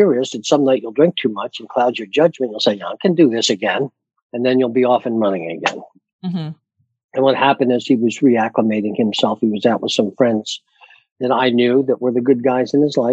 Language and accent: English; Pennsylvania, United States; now in Delaware, United States; I'm originally from Pennsylvania.